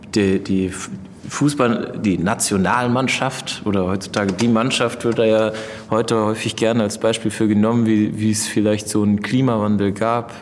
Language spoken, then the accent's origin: German; Mainz, Rhineland-Palatinate, Germany; moved away as an adult; also born or lived in Berlin; als ich dann das erste Mal aus Mainz weggezogen war nach Berlin und nach äh, drei Monaten zurückgefahren bin zu meinen Eltern in die Heimat